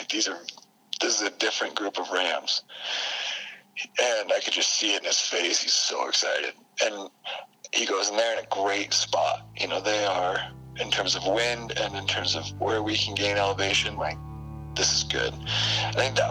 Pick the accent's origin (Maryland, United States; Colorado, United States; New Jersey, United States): Colorado, United States; Frisco; also born or lived in Vail, Colorado; drove over the pass to Frisco, Colorado, which is just a little bit higher. Grew up in it's a small ski community